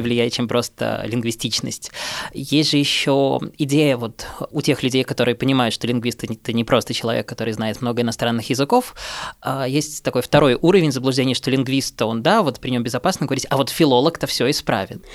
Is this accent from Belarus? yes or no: yes; Minsk, Belarus; first language Russian; now in Russia; я сам родом из Минска. Не уверен, что это слышно по моей речи, хотя несколько аспектов, отличающих мою речь от московской речи, есть